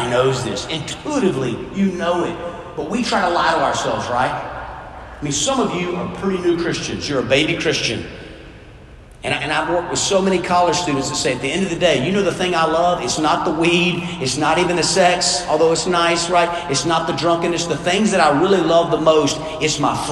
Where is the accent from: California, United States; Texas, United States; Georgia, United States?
Georgia, United States; South; I grew up in South Georgia playing football